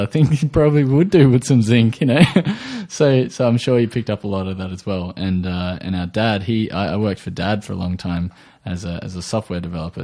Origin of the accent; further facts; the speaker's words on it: Australia; I am from Australia, if you hadn't already guessed from the accent